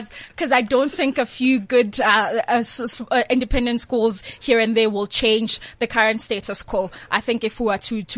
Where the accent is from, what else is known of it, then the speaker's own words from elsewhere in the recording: Tsakane, Gauteng, South Africa; I'm from Tsakane.